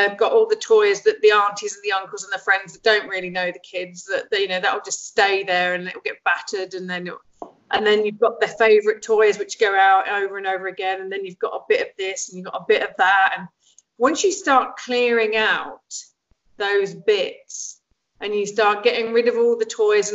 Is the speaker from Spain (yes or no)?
no; Lincolnshire, East Midlands, United Kingdom; also born or lived in Egypt; I grew up in England, in Lincolnshire